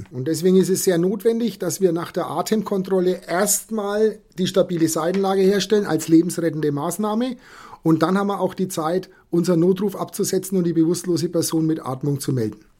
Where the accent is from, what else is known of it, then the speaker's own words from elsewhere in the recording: Bavaria, Germany; moved away as an adult; now in Bremen, Germany; Wie man mir anhört, komme ich nicht aus Bremen und auch nicht aus Niedersachsen. Ich bin vor zwei Jahren aus Bayern nach Bremen verzogen.